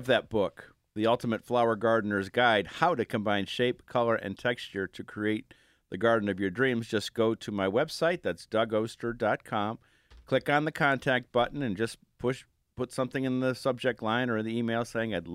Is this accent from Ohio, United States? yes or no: yes; Cleveland, Ohio, United States; I grew up in Cleveland